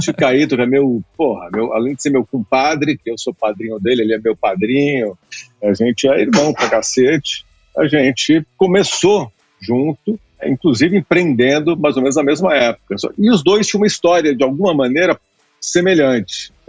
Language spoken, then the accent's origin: Portuguese; São Paulo, Brazil; Bom, eu sou um paulistano, né? nasci em São Paulo, capital.